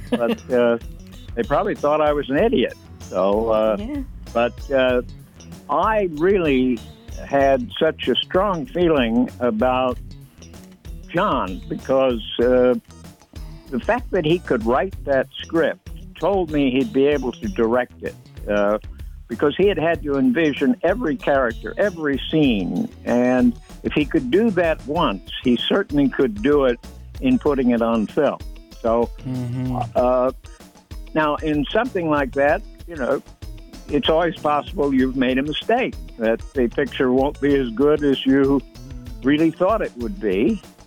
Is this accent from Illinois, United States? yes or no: yes; Illinois, United States; moved away; I was from Illinois, you know, Lincoln and Grant country